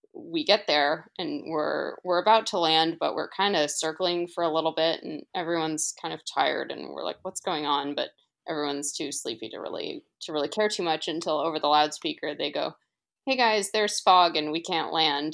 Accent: St. Louis, Missouri, United States; I grew up in Saint Louis

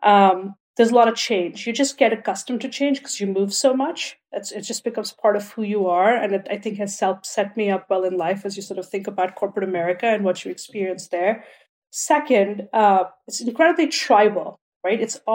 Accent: India; And even in India, I grew up in India.

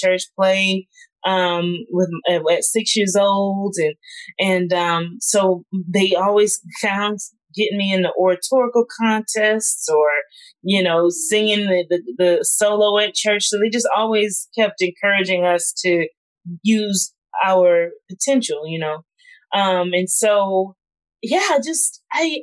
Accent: South Carolina, United States; moved away as an adult; I grew up in South Carolina

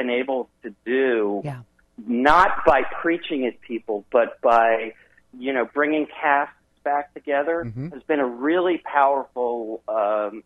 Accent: Wisconsin, United States; I'm from Wisconsin

